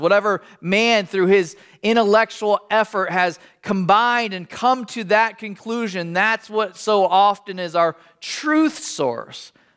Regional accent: United States; as an American

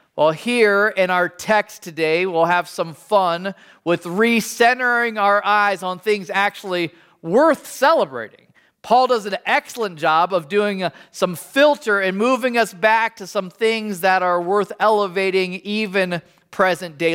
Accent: United States; as an American

